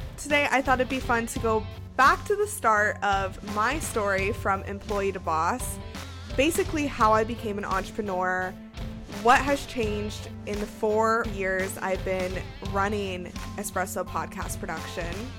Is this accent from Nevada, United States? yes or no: yes; Las Vegas, Nevada, United States; moved away as an adult; now in Seattle, United States; I was from Las Vegas, so I went to U N L V